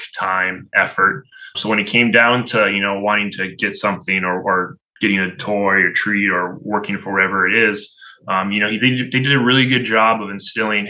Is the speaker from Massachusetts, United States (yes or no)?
yes; Hingham, Massachusetts, United States; I grew up in a little town outside of Boston called Hingham.